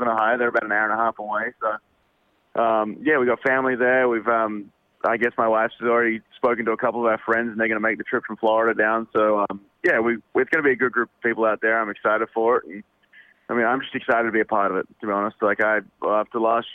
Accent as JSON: {"language": "English", "country": "Australia", "moved": "yes", "said": "I'm Australian"}